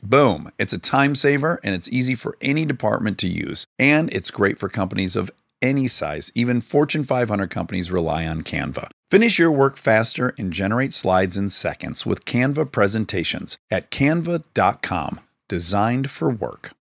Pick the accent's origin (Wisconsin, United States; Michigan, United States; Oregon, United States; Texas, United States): Michigan, United States; Detroit; moved away as an adult; now in Los Angeles, United States; I grew up in Detroit.